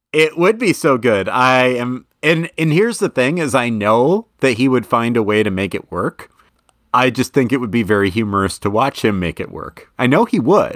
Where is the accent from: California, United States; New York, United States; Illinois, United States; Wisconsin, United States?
Wisconsin, United States; Madison; I am from Madison